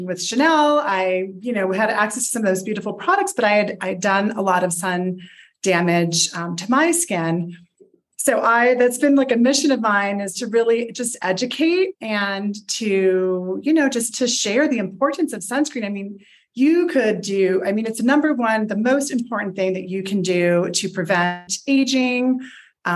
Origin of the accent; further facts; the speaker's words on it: Puerto Rico; moved away; also born or lived in Paris; I grew up in Puerto Rico